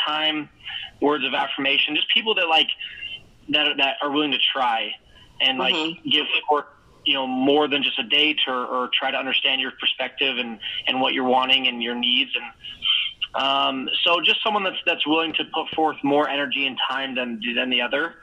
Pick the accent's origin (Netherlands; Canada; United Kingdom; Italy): Canada; now in Salt Lake City, United States; originally from Canada, but I currently live in Utah, in Salt Lake City